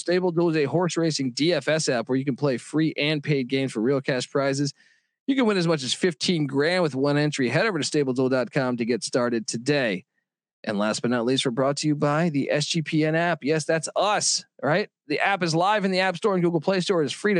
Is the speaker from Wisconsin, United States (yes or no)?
no; Washington, District of Columbia, United States; I remember I grew up in Washington, D.C.